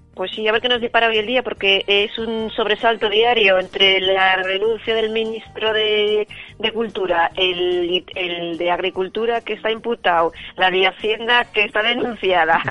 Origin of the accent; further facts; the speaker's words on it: Santurce, Basque Country, Spain; Yo soy blanca, de Santurce, vasca